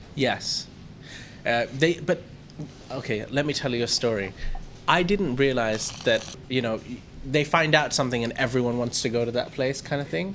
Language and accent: English; India; now in Thailand; I was Indian